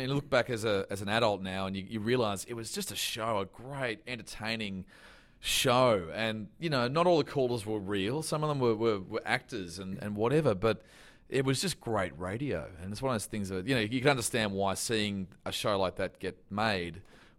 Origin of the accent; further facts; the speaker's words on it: Canberra, Australian Capital Territory, Australia; But it's one of those things where growing up in Canberra, doing radio was the last thing I thought would happen.